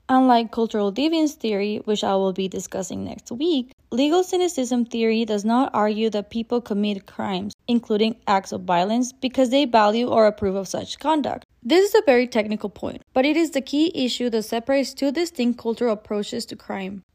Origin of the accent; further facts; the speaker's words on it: Mexico; I was raised in Mexico